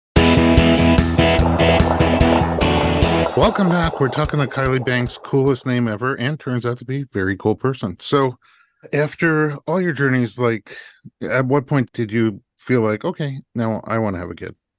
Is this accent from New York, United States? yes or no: yes; New York, United States; I'm a New Yorker